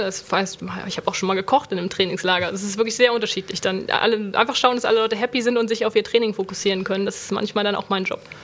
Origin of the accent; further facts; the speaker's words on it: Schleswig-Holstein, Germany; moved away as an adult; also born or lived in Bremen; now in Cologne, Germany; Ich komme ursprünglich aus Bremen, bin aber in Schleswig-Holstein in der Nähe von der Ostsee aufgewachsen